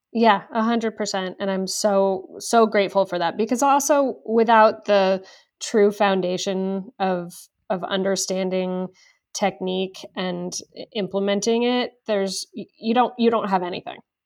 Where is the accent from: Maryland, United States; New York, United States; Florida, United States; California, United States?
California, United States; Los Angeles; born and raised in Los Angeles